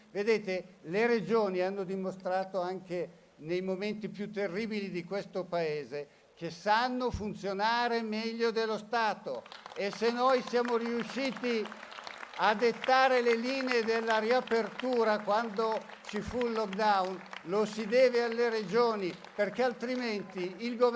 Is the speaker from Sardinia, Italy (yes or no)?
no; Lombardy, Italy; Il mio pensiero da Lombardo è stata noi ci siamo, noi siamo già pronti e dove meglio se non in Lombardia?